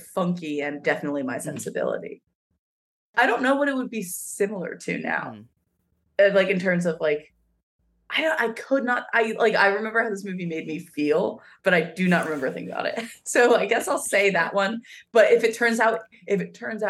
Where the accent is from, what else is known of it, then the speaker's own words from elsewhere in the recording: Pennsylvania, United States; I'm from Pennsylvania